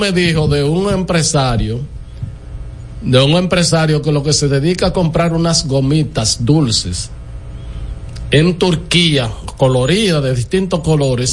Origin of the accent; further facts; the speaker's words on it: Dominican Republic; yo soy dominicano